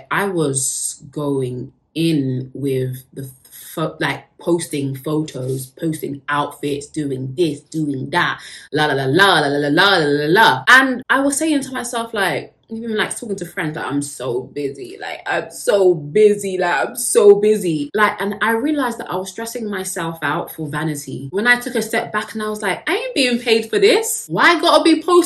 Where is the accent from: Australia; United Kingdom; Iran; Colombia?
United Kingdom; I am British, so we love tea over here